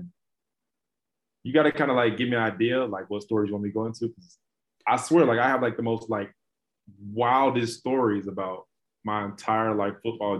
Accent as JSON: {"language": "English", "town": "Atlanta", "region": "Georgia", "country": "United States", "tie": "born or raised there", "moved": "as an adult", "lives_now": "Jacksonville, United States", "said": "So born and raised in Atlanta, Georgia. Grew up on the west side of Atlanta. I went to Mays High School."}